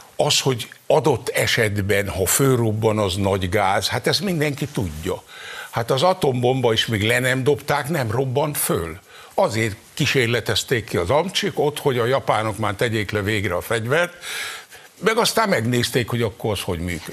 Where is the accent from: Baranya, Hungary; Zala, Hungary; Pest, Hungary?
Zala, Hungary; near Zalalövő, Hungary; Én még oda-haza születtem